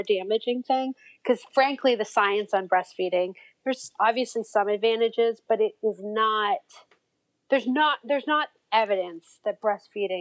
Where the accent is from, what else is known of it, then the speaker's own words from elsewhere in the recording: Toronto, Ontario, Canada; moved away as an adult; now in United States; I grew up in Toronto